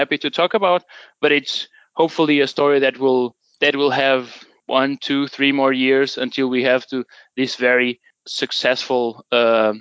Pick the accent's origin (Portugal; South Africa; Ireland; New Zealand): Portugal; moved away as an adult; now in Denmark; I'm originally from Portugal, but I've been living in Denmark for almost